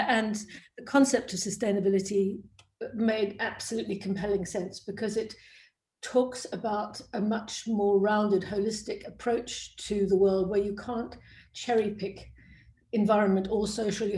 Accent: South Africa; born or raised there; moved away; also born or lived in Cambridge

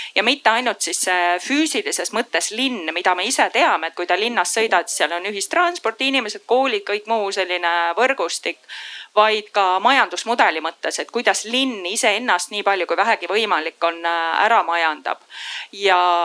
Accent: Põlva, Põlva County, Estonia; also born or lived in Singapore; now in Tallinn, Estonia; ma ise olen pärit Põlvast

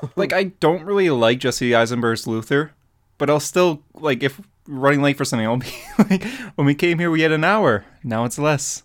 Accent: Canada; I'm Canadian

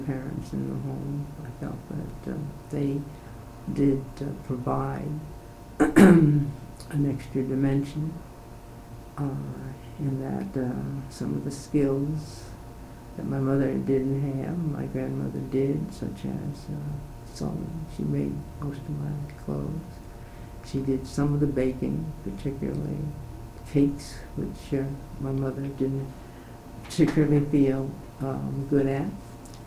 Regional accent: Yonkers, New York, United States; moved away as an adult; now in St. Louis, United States; I was born in Yonkers, New York, February 1st, 1918. I attended the public schools in Yonkers, New York

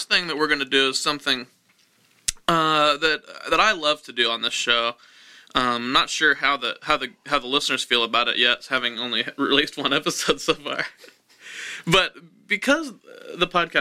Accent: Wichita, Kansas, United States; Nathan and I are both from Wichita, Kansas

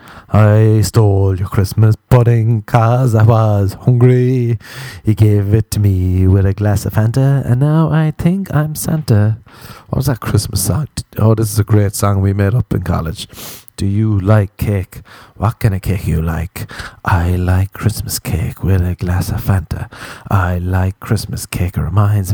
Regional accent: Ireland; accent: Irish; moved away; as an Irishman

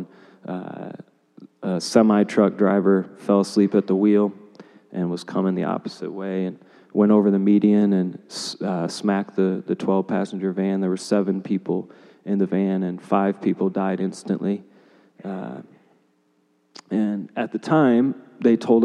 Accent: Grand Rapids, Michigan, United States; moved away as an adult; go back to Grand Rapids, my hometown, and go play college basketball.

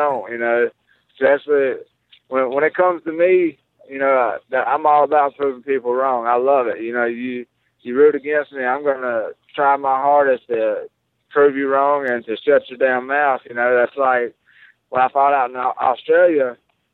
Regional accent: Mississippi, United States; My whole entire family's going to be there.

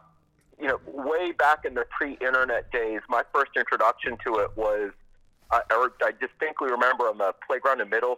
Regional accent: Silver Spring, Maryland, United States; moved away as an adult; now in Washington, D.C., United States; I'm from Silver Spring originally, way back when, and have been in D.C. proper for like 2 decades

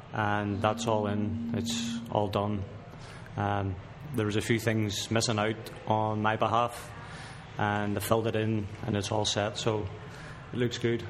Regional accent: Belfast, Northern Ireland, United Kingdom; moved away as an adult; now in Edmonton, Canada; I'm from Belfast, Northern Ireland.

